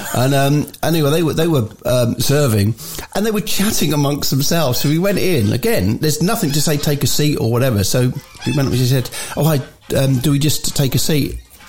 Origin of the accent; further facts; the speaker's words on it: England, United Kingdom; as you do, being English, you're sort of standing and you're not upset anyone